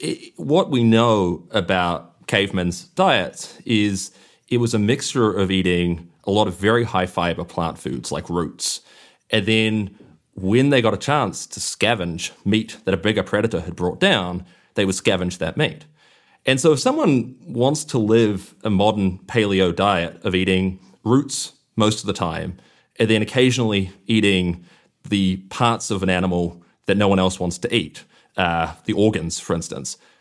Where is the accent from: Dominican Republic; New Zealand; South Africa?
New Zealand; I grew up in New Zealand where you don't ever see factory farms